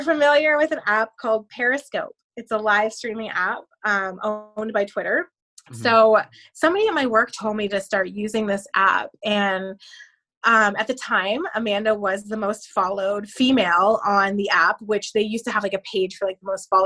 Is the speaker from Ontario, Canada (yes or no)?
yes; a couple hours outside of Toronto, Ontario, Canada; I'm from Canada, a couple hours outside of Toronto